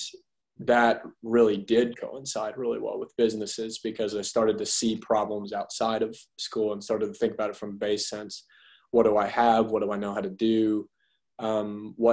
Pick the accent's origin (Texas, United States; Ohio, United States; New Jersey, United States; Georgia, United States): Georgia, United States; Augusta; now in Athens, United States; I grew up in Augusta, Georgia, and lived there until I finished high school, until I came here for undergrad at UGA.